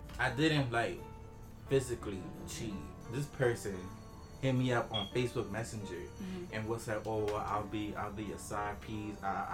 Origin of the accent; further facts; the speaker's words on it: New York City, New York, United States; So I am from the Bronx, High Bridge. I'm 25.